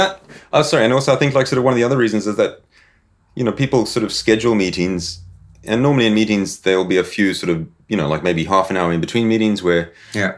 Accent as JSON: {"language": "English", "country": "South Africa", "tie": "born or raised there", "also_born_or_lived": "Zimbabwe", "moved": "as an adult", "said": "I was born in Zimbabwe. Sort of moved to South Africa when I was uh, sort of about ten years old. Sort of grew up on a farm."}